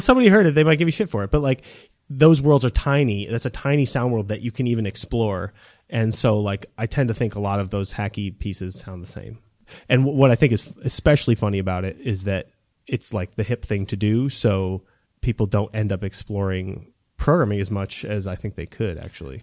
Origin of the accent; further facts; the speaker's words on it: New Hampshire, United States; moved away as an adult; also born or lived in California / Texas; growing up in New Hampshire